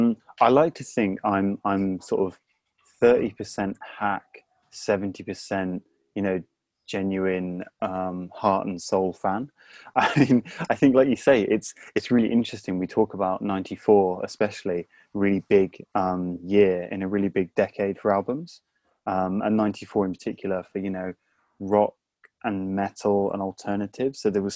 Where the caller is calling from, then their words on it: London, United Kingdom; I'm calling from the UK. For now, it's the UK. And London.